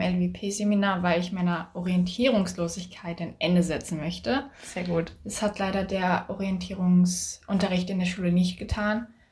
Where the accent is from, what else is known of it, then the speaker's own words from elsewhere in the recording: Schleswig-Holstein, Germany; ich bin aus Schleswig-Holstein